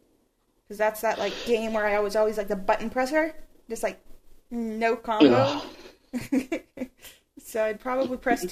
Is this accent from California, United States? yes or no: no; Montana, United States; now in Washington, United States; I'm originally from Montana